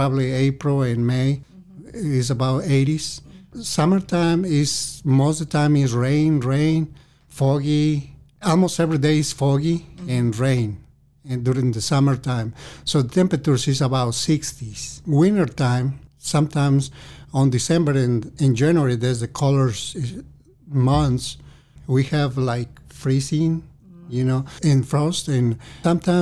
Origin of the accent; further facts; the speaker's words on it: Mazamitla, Jalisco, Mexico; English is a second language; moved away; I'm original from Mexico country, and I'm born on a small town. It probably is 13,000 people in that little town. The name is Mazamitla